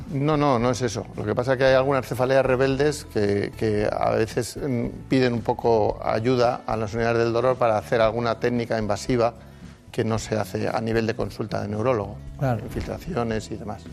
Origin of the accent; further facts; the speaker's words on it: Madrid, Community of Madrid, Spain; yo nací en Madrid, pero eh, los orígenes de mis padres en, en Palencia.